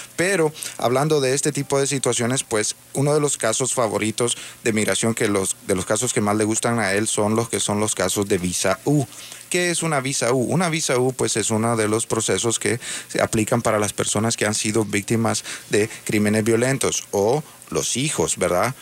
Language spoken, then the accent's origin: Spanish; Honduras; now in United States; Yo soy también hondureño, hondureño americano